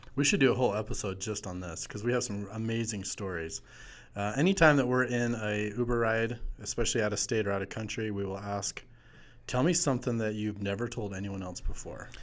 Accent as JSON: {"language": "English", "area": "Wasatch Mountains", "region": "Utah", "country": "United States", "tie": "born or raised there", "said": "I grew up in the Wasatch Mountains my whole life."}